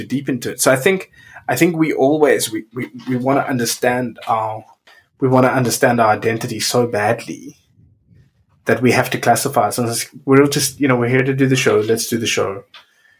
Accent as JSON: {"language": "English", "town": "Cape Town", "region": "Western Cape", "country": "South Africa", "also_born_or_lived": "Windhoek, Namibia / London / Hamburg", "moved": "yes", "said": "I come from Cape Town. I was born in Windhoek, Namibia, but hardly lived there. And I come from Cape Town, South Africa"}